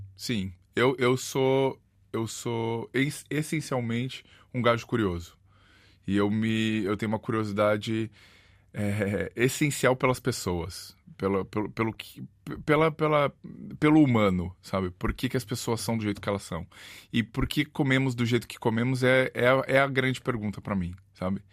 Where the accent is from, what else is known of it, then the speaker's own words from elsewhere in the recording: Brazil; now in Porto, Portugal; Eu sou, eu sou do Brasil